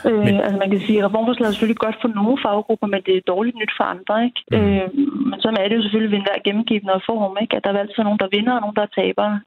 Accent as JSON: {"language": "Danish", "country": "Denmark", "said": "vi er mange danskere"}